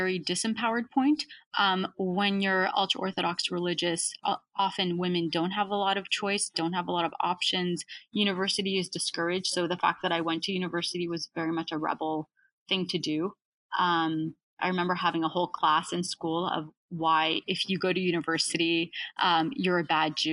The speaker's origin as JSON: {"language": "English", "country": "Canada", "tie": "born or raised there", "said": "been a huge advantage for me to be born in Canada"}